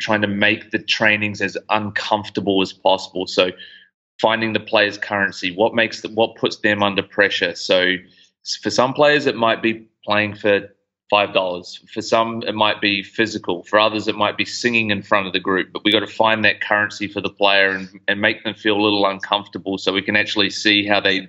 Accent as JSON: {"language": "English", "country": "New Zealand", "moved": "as an adult", "lives_now": "Gold Coast, Australia", "said": "I'm originally from New Zealand, moved over to the Gold Coast back in 2012."}